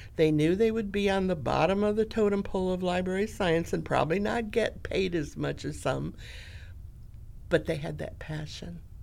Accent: Grand Rapids, Michigan, United States; I was born in Grand Rapids, Michigan. I lived on Garfield Street, and across the street was the school

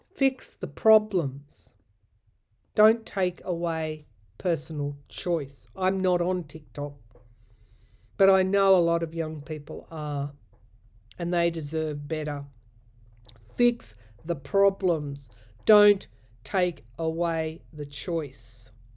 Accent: New South Wales, Australia; We were lucky at the time in my home state to have a female premier

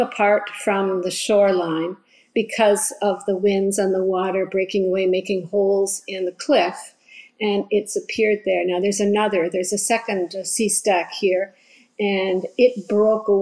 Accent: New Bandon, New Brunswick, Canada; we grew up here

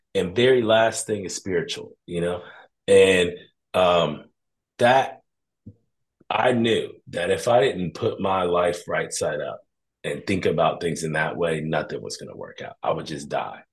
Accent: Columbus, Ohio, United States; being from Columbus, Ohio

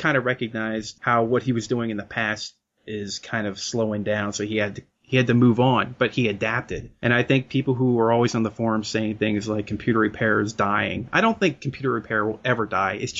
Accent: Lancaster County, Pennsylvania, United States; also born or lived in Pittsburgh area, Pennsylvania; I'm actually out from the Lancaster County area up in Pennsylvania myself

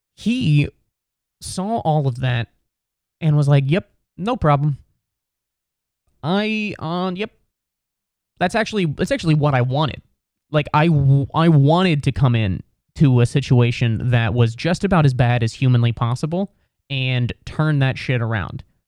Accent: Cincinnati, Ohio, United States; I'm basically from Cincinnati. I'm from the suburbs

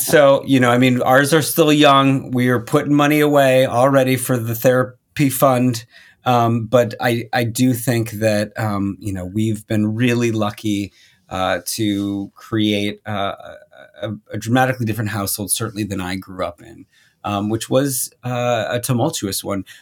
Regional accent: Minnesota, United States; moved away as an adult; I grew up in Minnesota

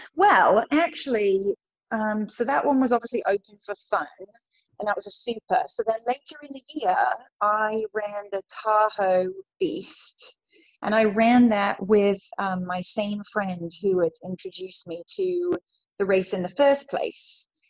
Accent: Worcestershire, West Midlands, United Kingdom; moved away as an adult; now in United States; I grew up in England in Worcestershire, which is in the West Midlands

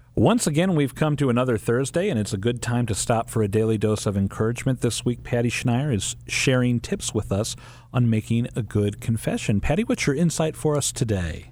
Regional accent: St. Louis, Missouri, United States; we grew up in Saint Louis. We still live in Saint Louis

